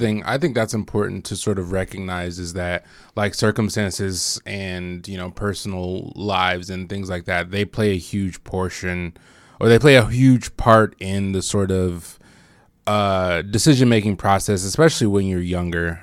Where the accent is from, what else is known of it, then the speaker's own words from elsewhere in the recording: Bloomington, Indiana, United States; I was from Bloomington. Like, I went to Bloomington High School